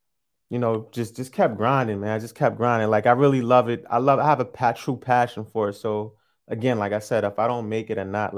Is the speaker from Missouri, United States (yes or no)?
no; Yonkers, New York, United States; moved away as an adult; now in Moncton, Canada; Original, I'm from Yonkers, New York. Been living in Canada for the past 3 years, Monton, New Brunswick